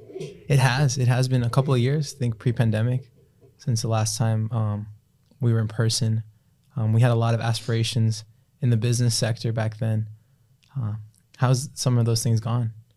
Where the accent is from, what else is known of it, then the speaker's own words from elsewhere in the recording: Broward County, Florida, United States; also born or lived in South Miami, Florida / Palm Beach County, Florida; Moved out of there as a toddler into Broward County